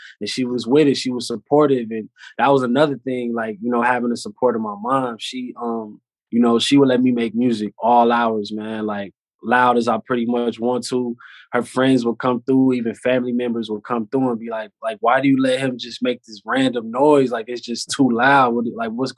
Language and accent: English; California, United States; It was solid growing up out here